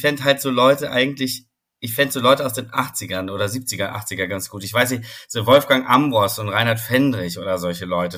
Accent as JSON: {"language": "German", "region": "Vorarlberg", "country": "Austria", "tie": "born or raised there", "moved": "yes", "lives_now": "Hamburg, Germany", "said": "ich bin in Vorarlberg aufgewachsen"}